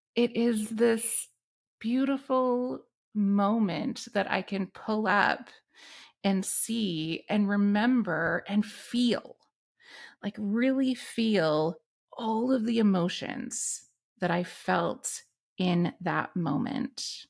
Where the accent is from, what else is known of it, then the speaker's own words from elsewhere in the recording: Canada; our dialect, that is using our vocabulary, that is speaking of cities and towns and news events and things that happen in this country